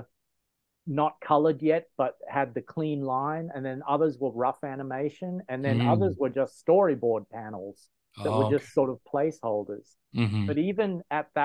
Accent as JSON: {"language": "English", "country": "Australia", "moved": "as an adult", "lives_now": "United States", "said": "I'm originally from Australia"}